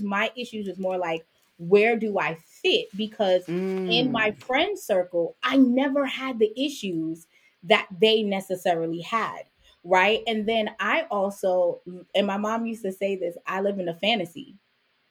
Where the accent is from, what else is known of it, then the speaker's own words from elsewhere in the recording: New York City, New York, United States; also born or lived in Jamaica; I was born in the Jamaican West Indies. I grew up in Brooklyn. I came to the States when I was 5